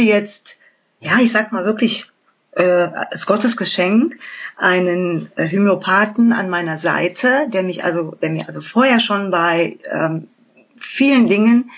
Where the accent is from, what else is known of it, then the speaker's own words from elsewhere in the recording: Germany; bei uns in Deutschland